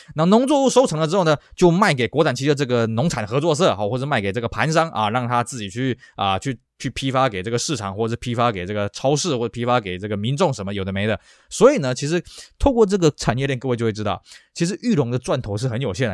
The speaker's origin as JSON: {"language": "Chinese", "region": "Tainan", "country": "Taiwan", "tie": "born or raised there", "said": "我加上在台南地区呢，那台南这边呢，就是当时就是所谓的国通汽车一直经营到现在了"}